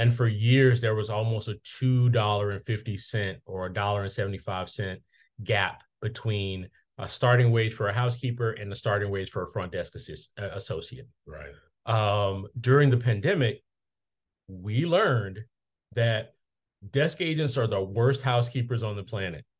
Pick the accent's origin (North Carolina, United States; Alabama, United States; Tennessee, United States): Alabama, United States; Mobile; my hometown of Mobile, Alabama